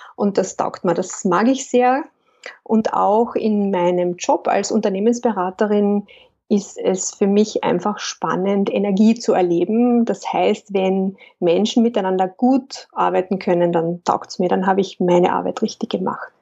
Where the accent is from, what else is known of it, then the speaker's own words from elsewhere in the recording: Lake Wörthersee, Carinthia, Austria; moved away as an adult; now in Vienna, Austria; wie man vielleicht hört, komme ich ursprünglich aus Kärnten ich bin am Wörthersee aufgewachsen